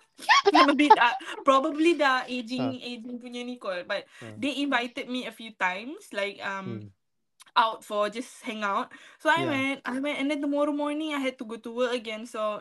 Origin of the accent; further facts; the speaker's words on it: Malaysia; moved away as an adult; now in Ireland; as a Malaysian